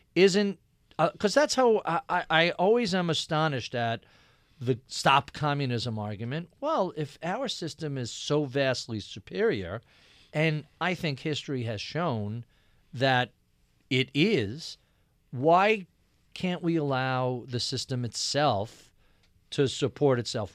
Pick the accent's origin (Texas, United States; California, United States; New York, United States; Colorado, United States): New York, United States; Nassau County, Long Island; I grew up in Nassau County, uh, out in Long Island, very Republican area